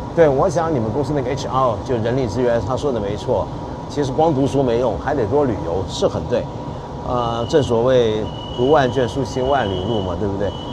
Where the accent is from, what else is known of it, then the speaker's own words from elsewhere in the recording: China; 我们在中国人看着头疼